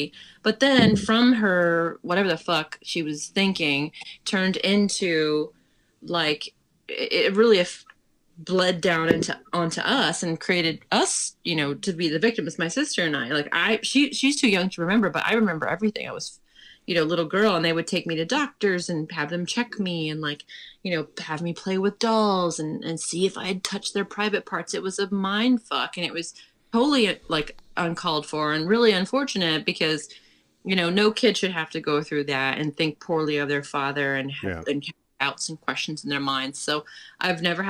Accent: about 30 miles from Pittsburgh, Western Pennsylvania, United States; I'm from Western Pennsylvania, way, way west, almost to the Ohio border

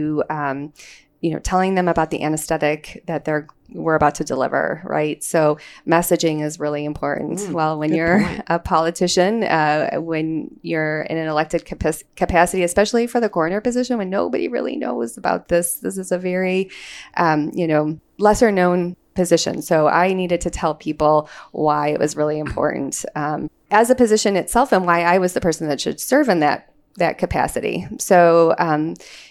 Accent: Chicago, Illinois, United States; now in Libertyville, United States; So Chicago is my hometown

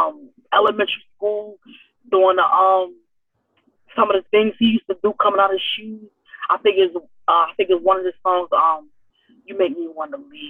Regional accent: Philadelphia, Pennsylvania, United States; North Philly, oh man, always been a struggle, always been a struggle, and still a struggle.

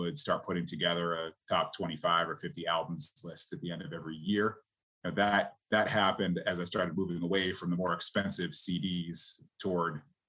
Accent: Queensbury, New York, United States; Grew up in upstate New York, Queensbury, New York, kind of in the Lake George and Saratoga area.

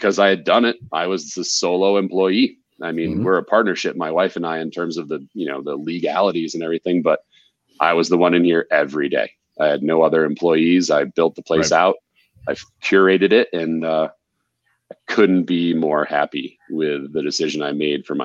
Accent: New England, United States; also born or lived in East; now in Colorado, United States; We're both from New England. We live here in Colorado.

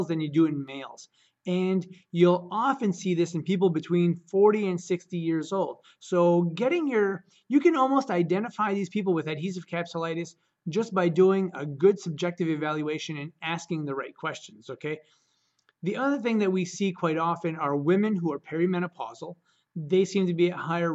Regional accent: Caribou, Maine, United States; I'm from Caribou, Maine

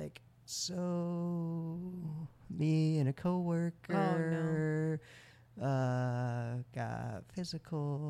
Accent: Michigan, United States; moved away as an adult; also born or lived in Mexico / Dallas, Texas; moving from Texas up here to Michigan, where I'm from

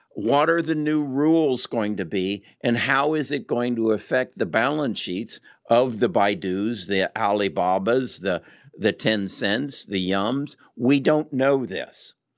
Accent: United States; we as American investors

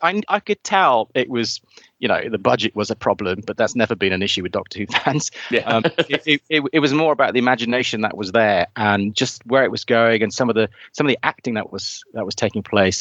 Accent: South Wales, United Kingdom; now in near London, United Kingdom; I hail from South Wales, by the way. So it was ironic that I'm living near London

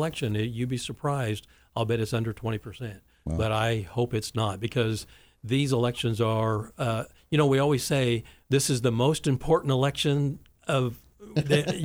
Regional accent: Wichita, Kansas, United States; growing up in Wichita

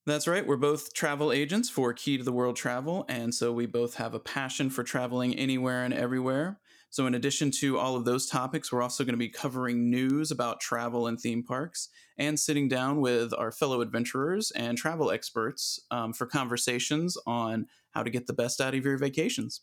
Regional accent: Atlanta, Georgia, United States; I grew up in Atlanta

